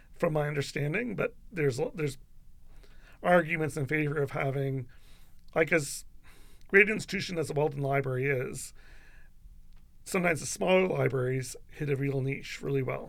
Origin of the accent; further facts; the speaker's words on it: London, Ontario, Canada; I'm from London, I'm a Western graduate